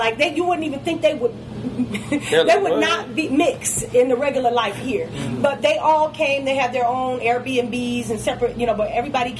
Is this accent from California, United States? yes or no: no; Detroit, Michigan, United States; now in Atlanta, United States; Detroit. That's my hometown. I have to give back.